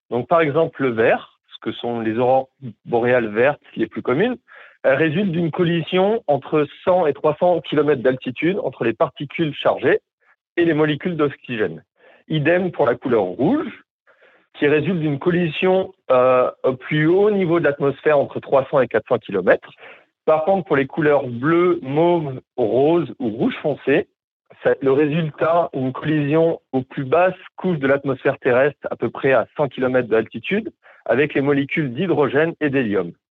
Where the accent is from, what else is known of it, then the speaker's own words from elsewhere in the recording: Montpellier, Occitania, France; moved away as an adult; also born or lived in Montreal, Canada; now in Whitehorse, Canada; j'ai grandi à Montpellier euh, en France